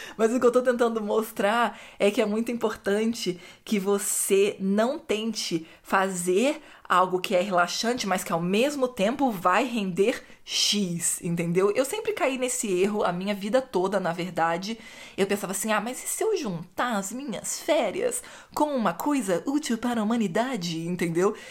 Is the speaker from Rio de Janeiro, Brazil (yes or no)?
yes; Rio de Janeiro, Brazil; no Rio mesmo onde eu cresci